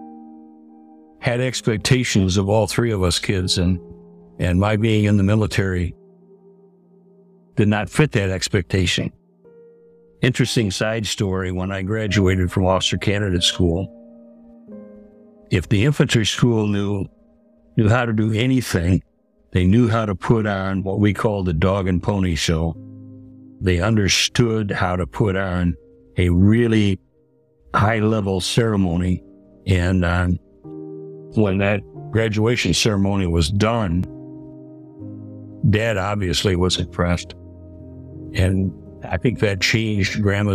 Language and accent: English; Grand Rapids, Michigan, United States; I was born in Grand Rapids at St. Mary's Hospital, September 27, 1948